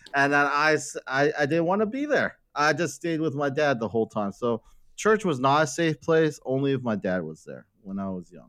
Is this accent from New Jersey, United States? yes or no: yes; Hackettstown, New Jersey, United States; I was born in New Jersey, Hackettstown, New Jersey